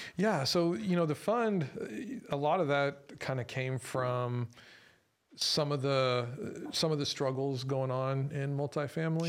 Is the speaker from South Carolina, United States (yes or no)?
no; San Antonio, Texas, United States; I was born and raised here in San Antonio too